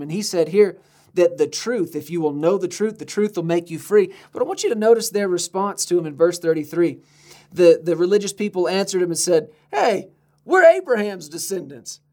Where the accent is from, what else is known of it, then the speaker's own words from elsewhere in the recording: United States; we're Americans